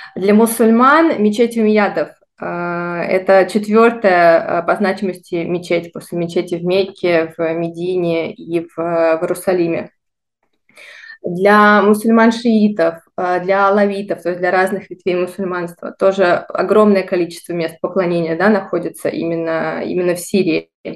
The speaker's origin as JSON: {"language": "Russian", "town": "Voronezh", "region": "Voronezh Oblast", "country": "Russia", "tie": "born or raised there", "also_born_or_lived": "Moscow / Italy / Dubai", "moved": "as an adult", "said": "Родилась я в городе Воронеже, в России"}